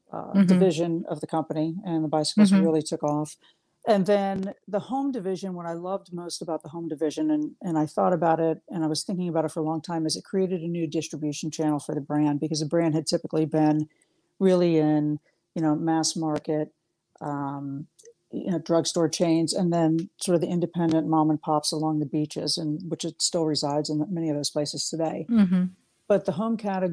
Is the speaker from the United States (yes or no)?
yes; Miami, Florida, United States; I grew up in Miami, Florida